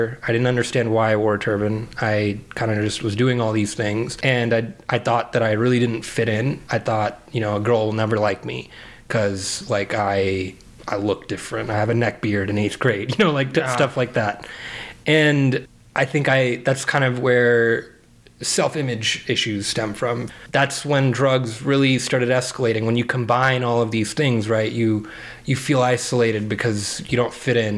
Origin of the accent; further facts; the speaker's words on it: Phoenix, Arizona, United States; my parents immigrated from India in the 80s, and I was born in Phoenix, Arizona